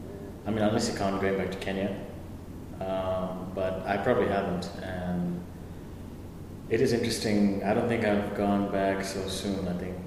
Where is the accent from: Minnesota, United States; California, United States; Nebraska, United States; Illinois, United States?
Nebraska, United States; Lincoln; born there; Well, I was born in Lincoln, Nebraska. True corn husker. Yeah, Lincoln, Nebraska.